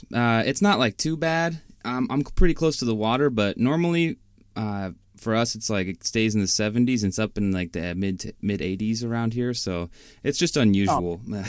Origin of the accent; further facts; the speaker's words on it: Seattle area, Washington, United States; moved away; also born or lived in Ellensburg, Washington; I grew up on like the west side of the state, kind of by the Puget Sound, like Seattle area. And then I went to school over in Ellensburg, which is like on Eastern Washington.